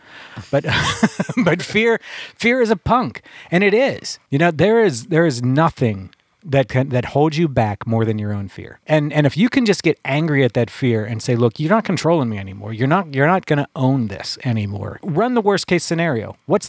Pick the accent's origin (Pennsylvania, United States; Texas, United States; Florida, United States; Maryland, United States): Pennsylvania, United States; and I took a friend of mine down there where I grew up down in Beaver County. There was train tracks down there.